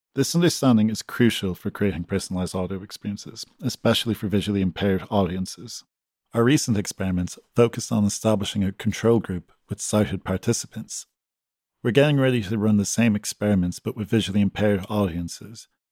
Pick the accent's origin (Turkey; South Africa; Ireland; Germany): Ireland; Galway, Connacht; moved away; I'm from Galway, Ireland